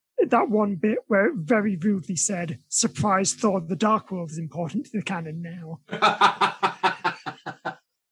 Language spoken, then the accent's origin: English; United Kingdom; we are British